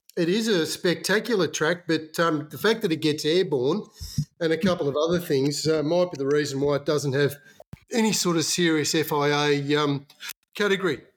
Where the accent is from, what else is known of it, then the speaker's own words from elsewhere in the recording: Magpie, Victoria, Australia; Valley and the Magpie Primary School 2271, which is where I uh, served my penance when I was a little kid.